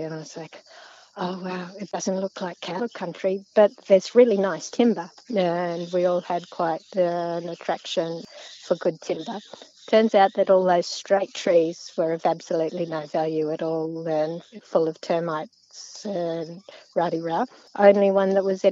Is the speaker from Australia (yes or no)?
yes; North Queensland, Australia; now in Northern Territory, Australia; we grew up on Craig's Pocket Station, which was the headwaters of the Burdekin River